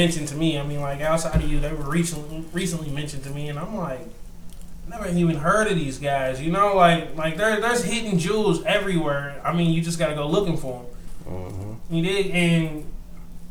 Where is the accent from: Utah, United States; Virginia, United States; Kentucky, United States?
Kentucky, United States; Louisville; We from Louisville. We're not from Kentucky